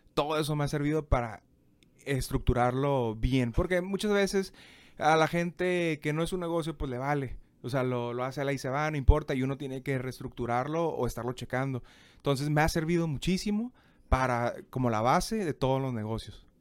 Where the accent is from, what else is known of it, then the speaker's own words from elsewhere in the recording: Tijuana, Baja California, Mexico; moved away as an adult; also born or lived in Monterrey; tengo que regresar a mi ciudad natal.